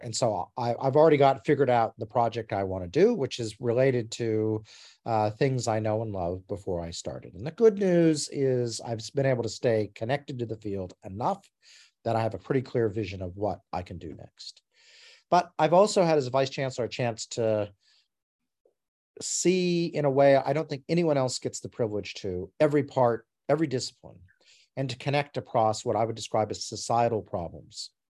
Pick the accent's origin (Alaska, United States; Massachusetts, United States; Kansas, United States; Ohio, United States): Alaska, United States; Alaska and Montana, United States; moved away as an adult; also born or lived in Arizona, United States; now in Australia; I grew up in Alaska and Montana in the United States